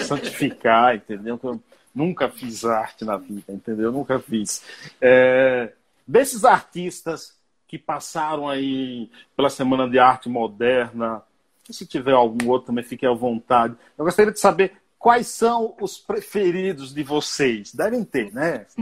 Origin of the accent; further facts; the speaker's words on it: Bahia, Brazil; sou baiano